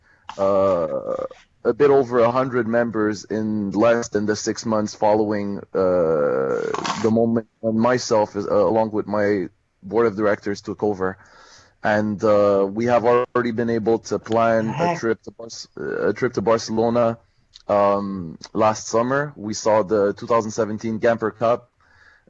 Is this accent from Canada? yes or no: yes; Montreal, Quebec, Canada; people such as myself who were born in Montreal